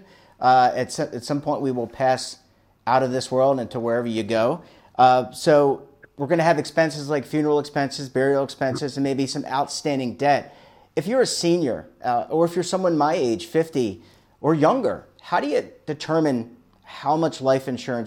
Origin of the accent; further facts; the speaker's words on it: Baltimore, Maryland, United States; now in Charlotte, United States; my father is in Timonee, Maryland, where I grew up in Baltimore, and I am in Charlotte, North Carolina, where I live with my wife